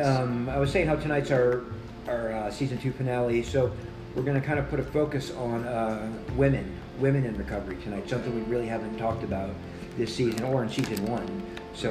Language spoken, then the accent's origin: English; Southeast Louisiana, United States; I come from Southeast Louisiana, you know, been around, you know, New Orleans a good bit